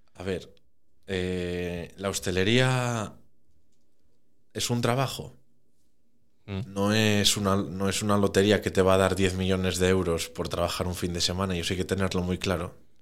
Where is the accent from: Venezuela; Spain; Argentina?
Spain; Oviedo, Asturias; also born or lived in Caso; Nací en Oviedo y todo en Oviedo